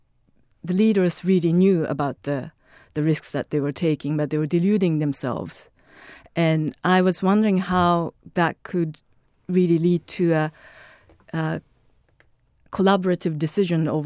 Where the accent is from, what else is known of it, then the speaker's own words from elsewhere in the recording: Tokyo, Japan; Tokyo. I was born and raised